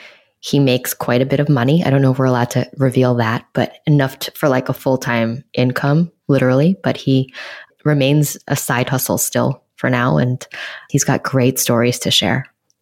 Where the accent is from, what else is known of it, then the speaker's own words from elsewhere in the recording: New York City, New York, United States; a Chinese-American girl born and raised in New York City.